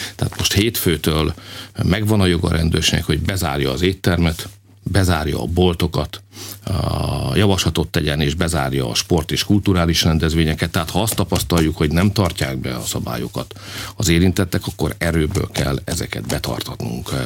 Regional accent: Hungary; mi magyarok vagyunk

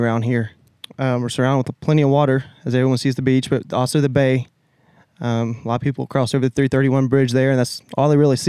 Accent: South Walton / 30A area, Florida, United States; I'm from here, born and raised.

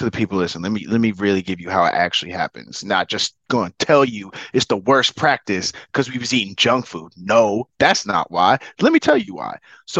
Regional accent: Boston, Massachusetts, United States; moved away as an adult; also born or lived in Omaha, Nebraska; I'm from Boston, Massachusetts.

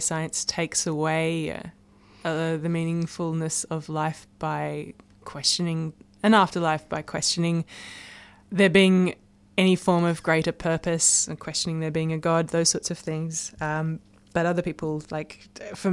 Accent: Blue Mountains, near Sydney, New South Wales, Australia; I grew up in the Blue Mountains, which is near Sydney

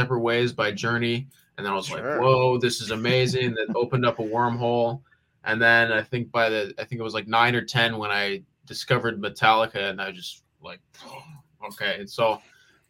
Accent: Thousand Oaks, California, United States; I grew up here in Thousand Oaks

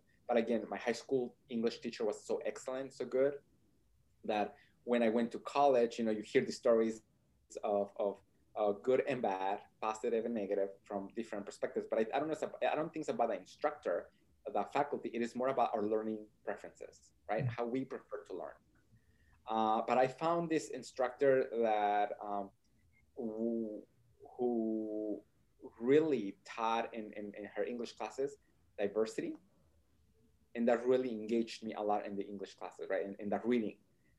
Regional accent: Nebraska, United States; So then I grew up in Nebraska. I went to the University of Nebraska at Kearney

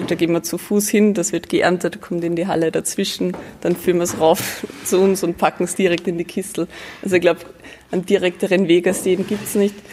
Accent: Lower Austria, Austria; Eigentlich beide nicht. Ich bin aus dem Mostviertel

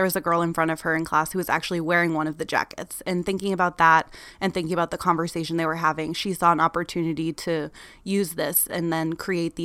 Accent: Maine, United States; now in Washington, D.C., United States; I'm from Maine, which is one of the coldest states in the US

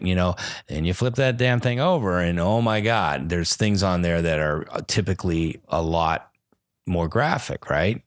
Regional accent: Los Angeles, California, United States; I'm from Los Angeles

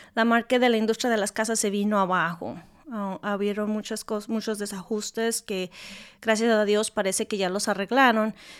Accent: Guadalajara, Jalisco, Mexico; first language Spanish; also born or lived in California, United States; now in Louisville, United States; yo soy de México, nacida en la ciudad de Guadalajara, México

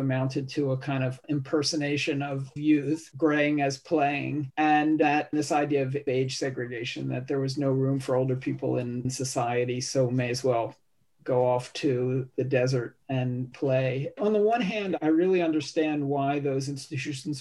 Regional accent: Philadelphia, Pennsylvania, United States; my hometown, Philadelphia

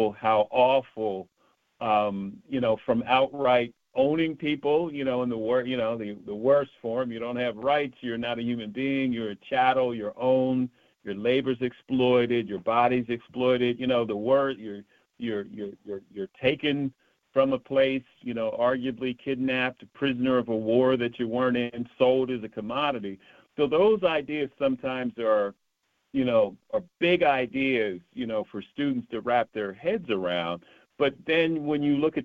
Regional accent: the North, United States; I was from the North

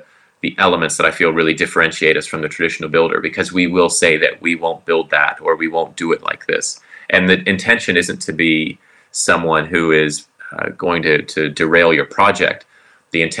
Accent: Florida, United States; also born or lived in Southern California / Auckland; now in Queenstown, New Zealand; I grew up in Florida, went to Southern California

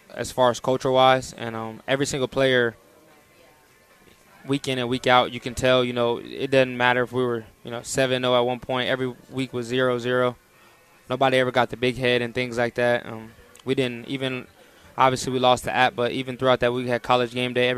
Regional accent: Tampa, Florida, United States; moved away as an adult; now in Harrisonburg, United States; I grew up in Tampa

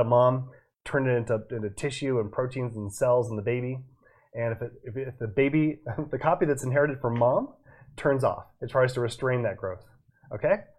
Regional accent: Boston, Massachusetts, United States; moved away; I was born in Boston

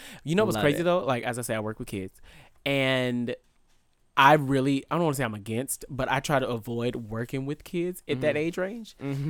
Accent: Vallejo, California, United States; I'm from Vallejo.

